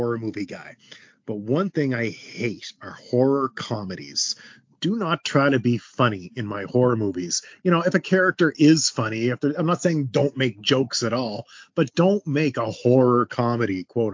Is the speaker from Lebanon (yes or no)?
no; Canada; I grew up on Much Music. That was the thing. It was our Canadian MTV